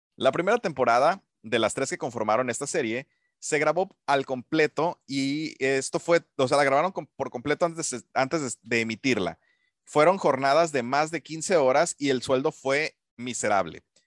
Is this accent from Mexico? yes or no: yes; Mexico; also born or lived in Puerto Vallarta; para mí como, como mexicano